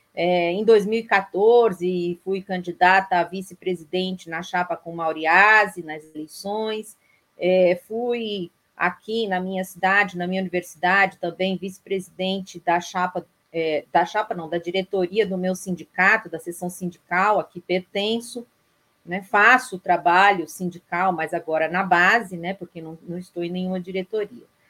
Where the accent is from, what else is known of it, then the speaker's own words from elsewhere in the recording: São Paulo, Brazil; moved away as an adult; now in Vitória da Conquista, Brazil; sou paulistana de nascimento